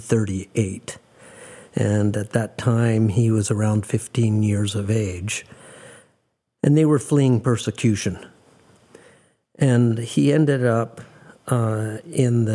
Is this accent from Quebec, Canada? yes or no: no; Calgary, Alberta, Canada; on May 27th, 1953, for better or worse, I was born in Calgary